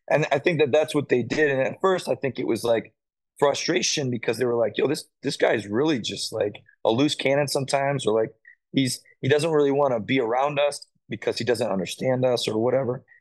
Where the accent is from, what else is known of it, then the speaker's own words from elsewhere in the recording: South Carolina, United States; You know, like I came up from South Carolina, I didn't know any of these dudes.